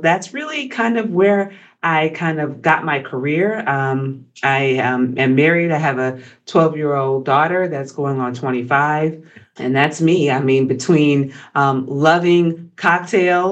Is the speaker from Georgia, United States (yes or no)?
yes; Augusta, Georgia, United States; moved away as an adult; also born or lived in Atlanta, Georgia / Washington DC metro area; I'm from Georgia originally. I'm from Augusta, home of the Masters